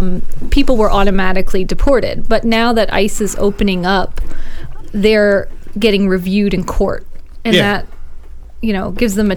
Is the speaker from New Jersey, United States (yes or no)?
yes; New Jersey, United States; New Jersey, my home state